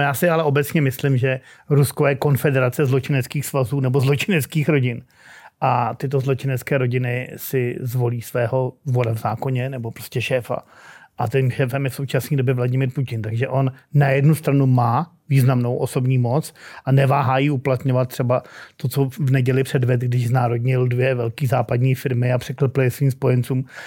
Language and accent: Czech; Prague, Czechia; u nás na Proseku, kde teda jsme byli sídlišní krysy